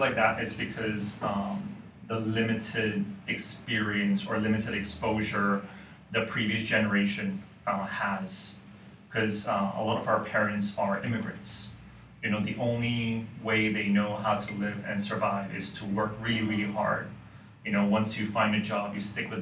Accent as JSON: {"language": "English", "country": "Hong Kong", "tie": "born or raised there", "said": "I was actually born and raised in Hong Kong. So I've literally been here my whole life, actually"}